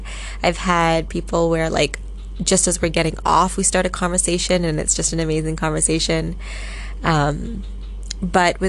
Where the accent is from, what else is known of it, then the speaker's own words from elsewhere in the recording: Vancouver, British Columbia, Canada; also born or lived in Singapore; Vancouver in Canada, which is where I am from. That's where I live.